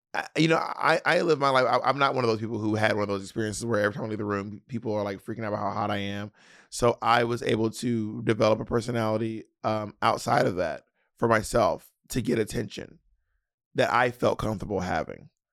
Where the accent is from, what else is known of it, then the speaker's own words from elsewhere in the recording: the South, United States; accent: Southern; As a Southerner, people will imitate your Southern accent